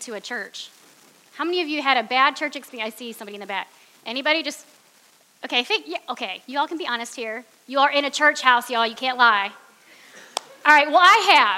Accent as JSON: {"language": "English", "town": "Cleveland", "region": "Ohio", "country": "United States", "moved": "yes", "said": "I'm from Cleveland"}